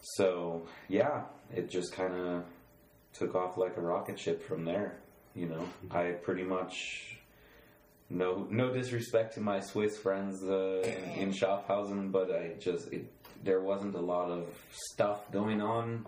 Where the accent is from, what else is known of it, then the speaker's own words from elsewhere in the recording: Boulder, Colorado, United States; moved away as an adult; also born or lived in Switzerland; I was born and raised in Boulder, Colorado